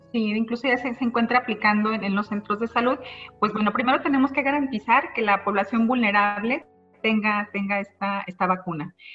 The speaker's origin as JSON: {"language": "Spanish", "country": "Mexico", "said": "por nuestra dieta como mexicanos"}